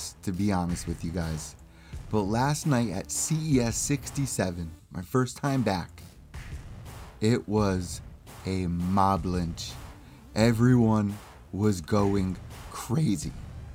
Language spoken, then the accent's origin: English; New Haven, Connecticut, United States; my hometown of New Haven, Connecticut.